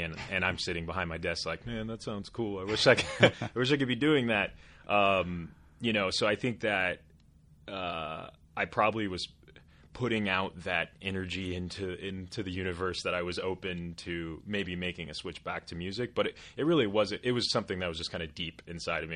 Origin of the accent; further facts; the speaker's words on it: Portland, Oregon, United States; moved away as an adult; also born or lived in Eastern Washington; I grew up in Portland, like I mentioned earlier, and went to college in Eastern Washington